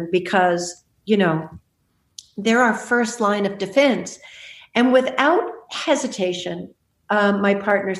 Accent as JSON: {"language": "English", "town": "Malibu", "region": "California", "country": "United States", "tie": "born or raised there", "moved": "yes", "said": "I grew up in Malibu. Those are my hills."}